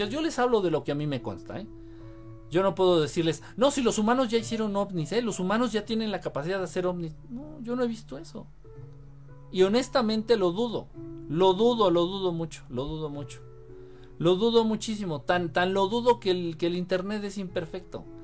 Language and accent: Spanish; Mexico; Yo soy de México, pero me gusta viajar a las montañas.